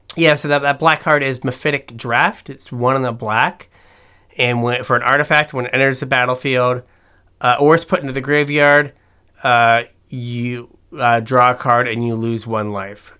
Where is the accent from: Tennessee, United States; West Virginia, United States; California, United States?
West Virginia, United States; I'm from West Virginia